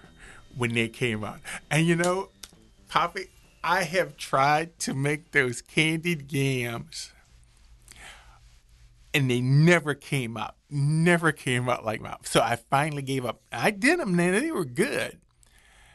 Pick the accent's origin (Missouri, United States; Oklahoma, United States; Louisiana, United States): Louisiana, United States; New Orleans; I am a New Orleanian that grew up with a house full of family for the holidays